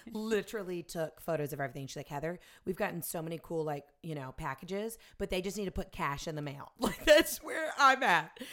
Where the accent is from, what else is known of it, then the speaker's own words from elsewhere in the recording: the South, United States; I'm from the South and I went to Ole Miss